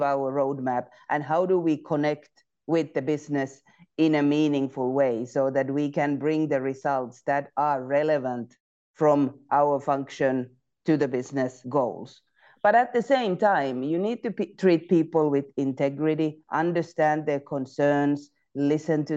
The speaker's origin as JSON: {"language": "English", "country": "Finland", "moved": "yes", "said": "I'm originally from Finland, so I graduated from University of Technology and then joined Nokia"}